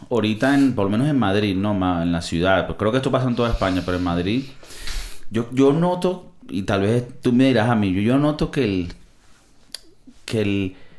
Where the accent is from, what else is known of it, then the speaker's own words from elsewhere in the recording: Venezuela; now in Spain; yo que vengo de Venezuela, porque nosotros no comemos comida de mar en Navidad